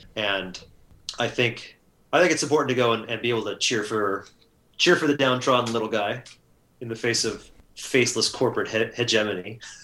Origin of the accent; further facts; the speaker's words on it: Southern California, United States; moved away as an adult; now in Seattle, United States; I was born and raised and educated in Southern California, and really kind of stayed in the same 20 30 mile radius for most of my life